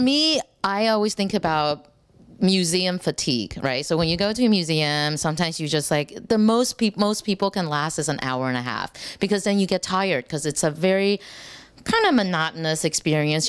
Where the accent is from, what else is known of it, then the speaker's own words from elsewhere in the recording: Texas, United States; I'm from Texas